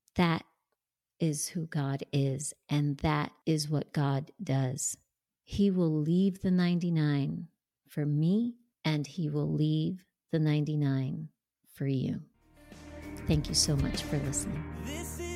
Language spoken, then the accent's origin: English; New Jersey, United States; moved away as an adult; now in Tampa, United States; I grew up and lived in New Jersey until just last year when I moved to Tampa, Florida